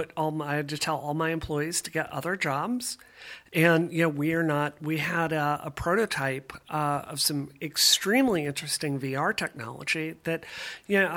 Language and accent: English; Mississippi, United States; now in Boston, United States; I grew up in Mississippi